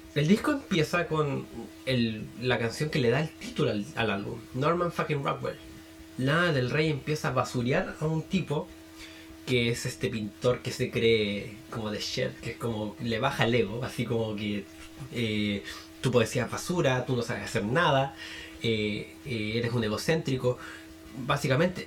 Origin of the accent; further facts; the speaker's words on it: Chile; soy de Chile